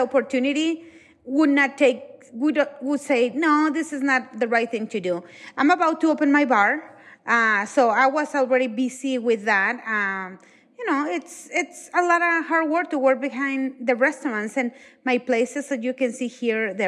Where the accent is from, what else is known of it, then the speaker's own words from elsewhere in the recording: Mexico; moved away; I'm from Mexico